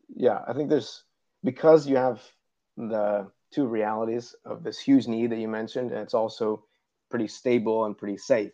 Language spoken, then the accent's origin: English; Ohio, United States; moved away as an adult; now in Uruguay; I'm originally from Ohio.